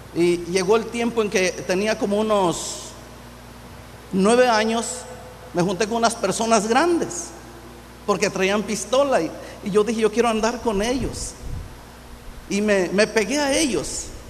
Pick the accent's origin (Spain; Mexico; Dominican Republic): Mexico; Infiernillo, Michoacán; also born or lived in Lázaro Cárdenas, Michoacán / Zirahuén, Michoacán; yo nací en, aquí en Michoacán, en Infiernillo.